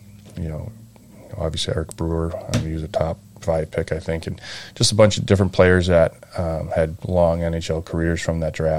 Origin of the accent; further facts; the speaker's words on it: Belmont, Massachusetts, United States; also born or lived in New Jersey; I was born in New Jersey, but grew up here in Belmont pretty much my whole life.